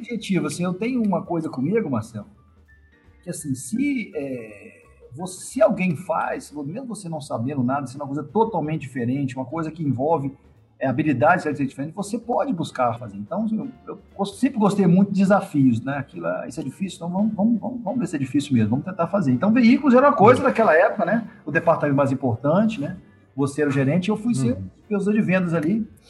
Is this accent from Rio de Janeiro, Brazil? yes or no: no; Pancas, Espírito Santo, Brazil; eu sou um capixaba, né? Nascido no interior do estado, no, na cidade chamada Pancas